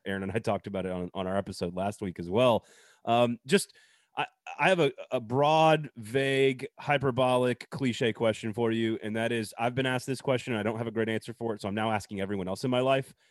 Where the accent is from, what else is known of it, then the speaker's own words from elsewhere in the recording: Madison, Wisconsin, United States; moved away; also born or lived in Tennessee; from Madison originally